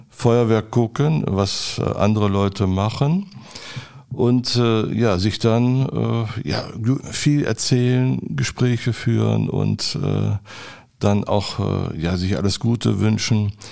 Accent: Adelaide, South Australia, Australia; born there; Und dann nach Adelaide nochmal gucken, Queen Elizabeth Hospital, wo ich geboren bin. Steht das noch alles und so?

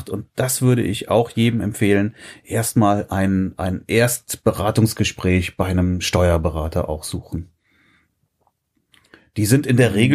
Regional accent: Frechen, North Rhine-Westphalia, Germany; ich bin ja kein Kölner, ich bin ja Frechner.

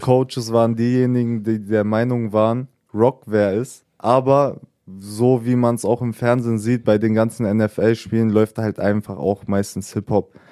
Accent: Salzgitter, Lower Saxony, Germany; bei uns in Salzgitter-Lebenstedt

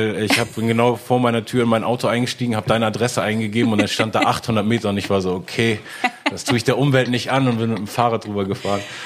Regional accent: Hamburg, Germany; ich bin ja in Hamburg aufgewachsen, yeah. äh, wie gesagt in Eppendorf

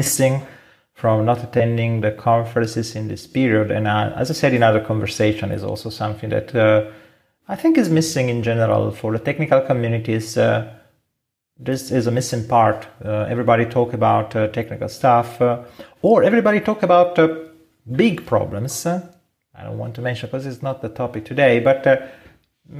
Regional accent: Italy; accent: Italian; English is a second language; we are from Italy, yes. And we have an accent we cannot hide

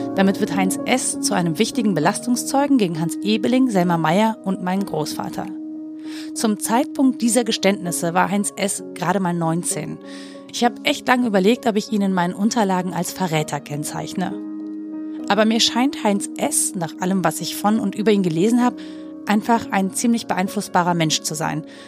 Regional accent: Mönchengladbach, North Rhine-Westphalia, Germany; in meiner Jugend in Mönchengladbach

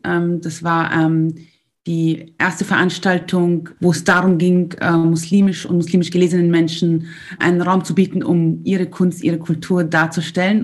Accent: Austria; bei uns in Österreich

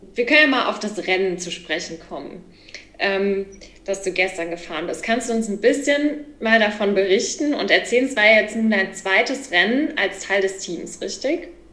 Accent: Kaiserslautern, Rhineland-Palatinate, Germany; ich komme nämlich aus Kaiserslautern

